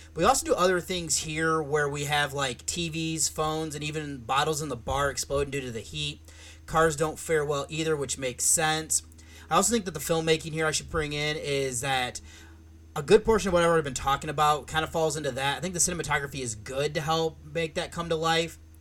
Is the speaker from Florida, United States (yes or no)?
no; Michigan, United States; now in Columbus, United States; where I grew up in Michigan